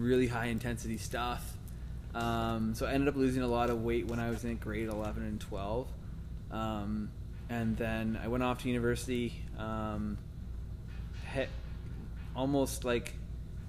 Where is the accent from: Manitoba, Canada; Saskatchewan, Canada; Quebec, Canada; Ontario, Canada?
Ontario, Canada; moved away as an adult; also born or lived in Saint John, New Brunswick; now in British Columbia, Canada; Went back to my hometown in Ontario